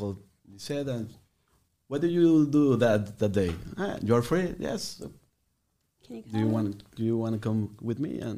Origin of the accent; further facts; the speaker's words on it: Mexico City, Mexico; moved away as an adult; now in San Antonio, United States; Yes, I'm from Mexico City. All my life I was living there until the last six years old. I come to San Antonio and I'm still here.